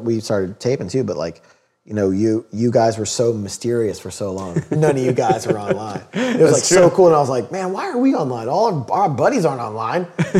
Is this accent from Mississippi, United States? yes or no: no; Memphis, Tennessee, United States; where are you from? Oh, Memphis.